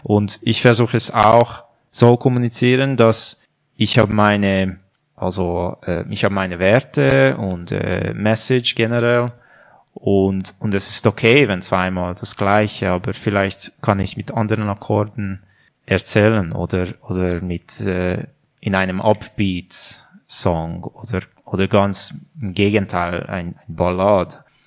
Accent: Hungary; German is a second language; moved away as an adult; also born or lived in Budapest; now in Switzerland; ich komme aus Ungarn und ich bin Musiker

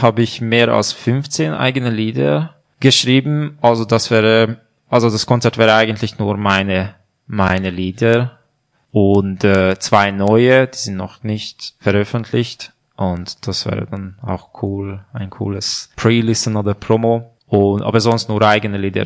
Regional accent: Hungary; German is a second language; moved away as an adult; also born or lived in Budapest; now in Switzerland; ich komme aus Ungarn und ich bin Musiker

